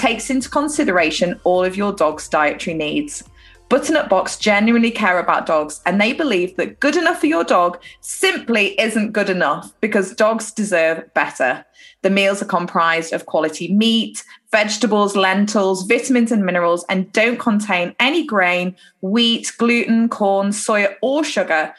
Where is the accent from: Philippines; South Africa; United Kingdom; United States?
United Kingdom